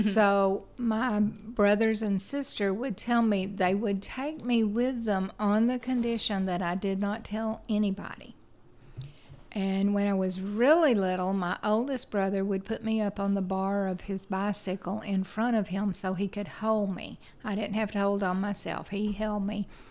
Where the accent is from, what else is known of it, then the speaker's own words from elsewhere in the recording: Chattanooga, Tennessee, United States; I grew up in Chattanooga, Tennessee, and lived there all except for three years of my life.